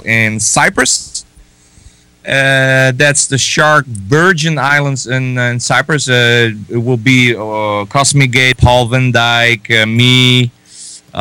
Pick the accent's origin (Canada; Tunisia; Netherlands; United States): Netherlands; I'm from the Netherlands